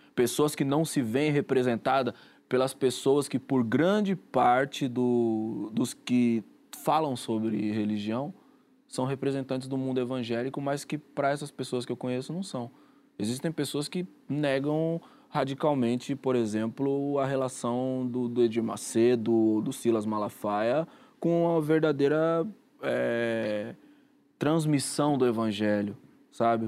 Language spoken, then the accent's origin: Portuguese; Rio de Janeiro, Brazil; no lugar onde eu cresci